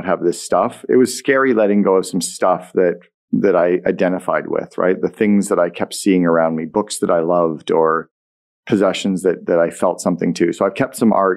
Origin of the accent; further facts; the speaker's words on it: Sudbury, Ontario, Canada; moved away as an adult; also born or lived in United States; I'm a kid from Sudbury.